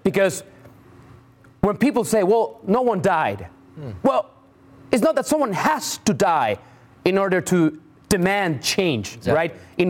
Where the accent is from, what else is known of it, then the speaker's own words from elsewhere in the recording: Mexico; This was sad to see because it happened in my hometown.